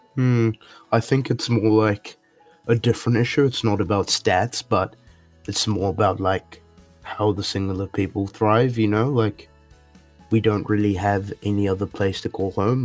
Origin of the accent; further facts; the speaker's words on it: Singapore; moved away; I grew up in Singapore